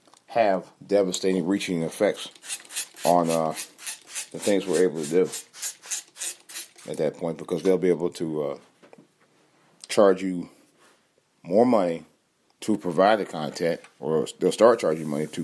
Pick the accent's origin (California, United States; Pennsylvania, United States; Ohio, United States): Ohio, United States; And I'll talk about that stupid bitch from my home state, Omarosa, and her firing.